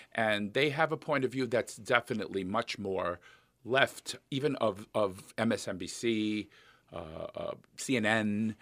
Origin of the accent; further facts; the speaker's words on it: New York, United States; now in Minnesota, United States; I grew up in New York, and I went to Catholic high school